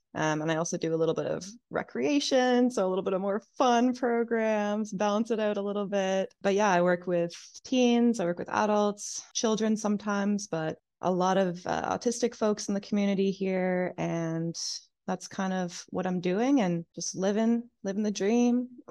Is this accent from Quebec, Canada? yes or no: no; New Brunswick, Canada; moved away as an adult; now in Halifax, Canada; I'm from New Brunswick originally.